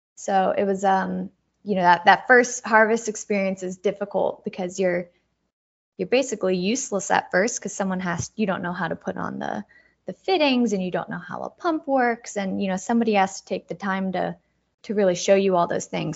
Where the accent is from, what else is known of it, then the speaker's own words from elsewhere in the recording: Dayton, Ohio, United States; moved away; I grew up in Dayton, Ohio, born and raised